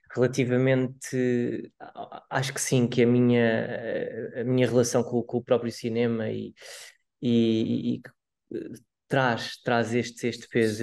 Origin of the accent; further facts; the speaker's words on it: Barreiro, Setúbal, Portugal; não sou de Lisboa, sou mesmo do Barreiro